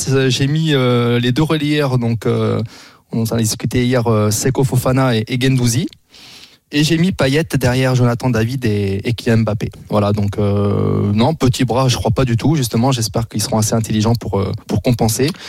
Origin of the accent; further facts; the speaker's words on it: Picardy, Hauts-de-France, France; moi, je suis Picard de base, donc on n'est pas très loin.